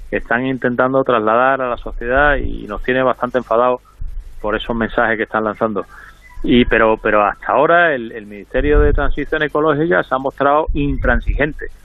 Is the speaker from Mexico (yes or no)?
no; Spain; los únicos que están afectados por esta normativa somos los españoles